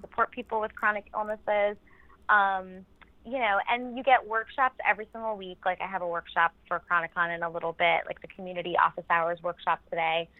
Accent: New York, United States; I'm a New Yorker

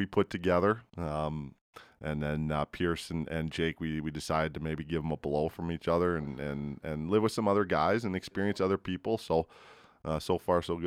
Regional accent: Edmonton, Alberta, Canada; also born or lived in Vancouver Island; I'm from Edmonton

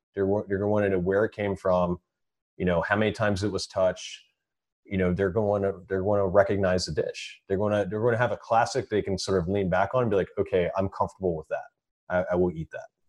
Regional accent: Frederick, Maryland, United States; go back to my hometown and open this restaurant.

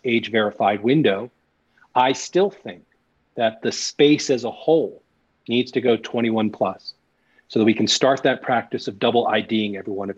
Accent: New Jersey, United States; also born or lived in New York City, United States; now in Denver, United States; I'm a kid from New York City, raised in New Jersey. A kid from New Jersey, raised in New York and back to New Jersey, but East Coast

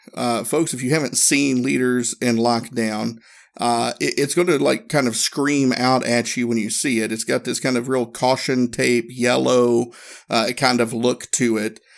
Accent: Erwin, Tennessee, United States; moved away; my hometown, small town, Northeast Tennessee, little place called Irwin

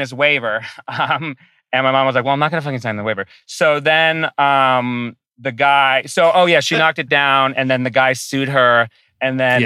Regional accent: Rhode Island, United States; I'm from Rhode Island.

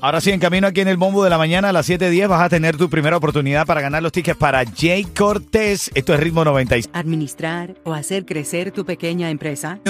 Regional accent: Venezuela; como hermano venezolano

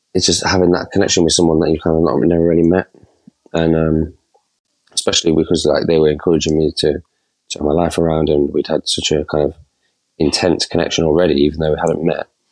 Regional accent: Nottingham, East Midlands, United Kingdom; I'm from Not- Nottingham

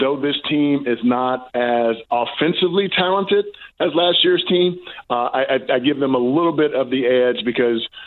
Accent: East St. Louis, Illinois, United States; I'm a Midwestern boy. I'm from East St. Louis, Illinois. So I'm going to go the border war between Illinois and Missouri, because I live right there. I grew up right there

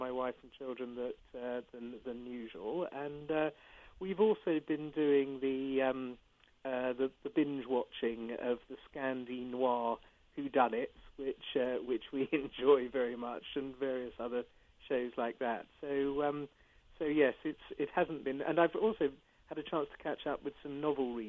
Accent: England, United Kingdom; I'm an Englishman

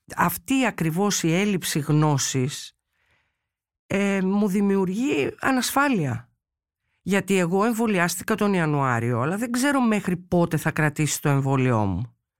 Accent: Chalcis, Central Greece, Greece; εγώ είμαι από τη Χαλκίδα

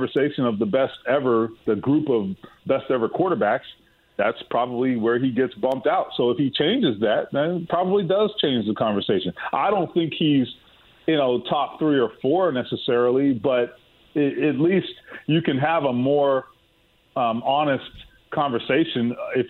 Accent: Miami, Florida, United States; I'm from Miami.

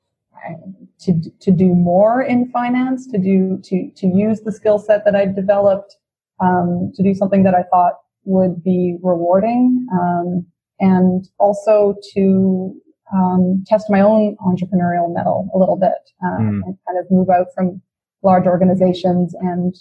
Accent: Vancouver, British Columbia, Canada; also born or lived in Toronto; I'm originally from Vancouver, born and raised

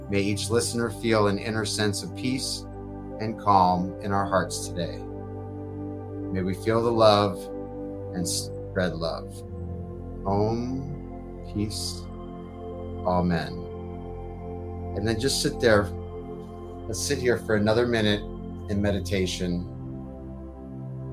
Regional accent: Detroit, Michigan, United States; moved away; Detroit where I came from

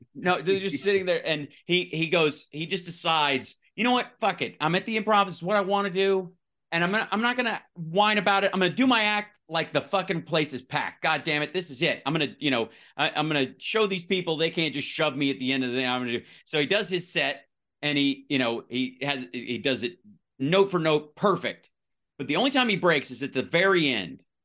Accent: Kentucky, United States; now in Los Angeles, United States; I grew up in the South, one road, 46 people

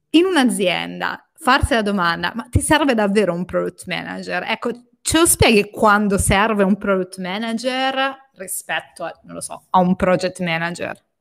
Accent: Southern Italy, Italy

